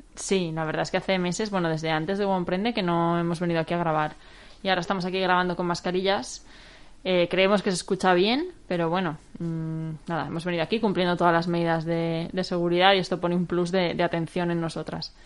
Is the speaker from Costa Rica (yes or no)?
no; Valencia, Valencian Community, Spain; los que somos de Valencia cuesta vivir fuera